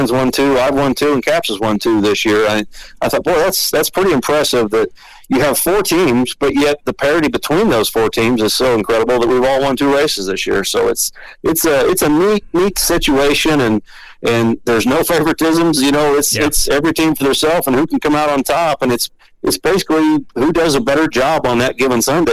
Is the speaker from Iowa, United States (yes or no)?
yes; Iowa, United States; I grew up in Iowa, just about 4 hours north of there